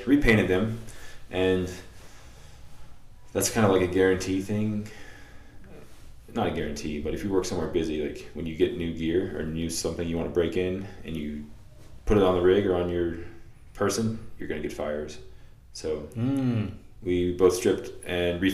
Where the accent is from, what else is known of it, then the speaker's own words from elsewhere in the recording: Florida, United States; the beach we grew up at over in Florida